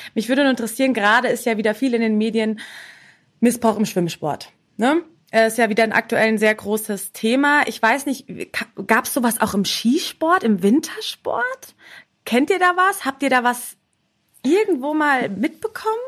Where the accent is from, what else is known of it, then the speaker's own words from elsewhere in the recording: Munich, Bavaria, Germany; für mich als Münchner